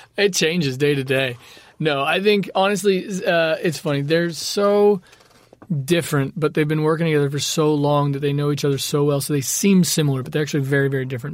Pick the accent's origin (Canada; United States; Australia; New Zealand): United States; Los Angeles, California; growing up in the valley, in the deep valley, skateboarding everywhere